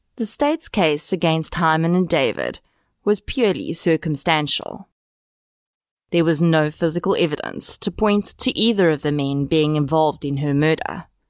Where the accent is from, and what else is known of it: South Africa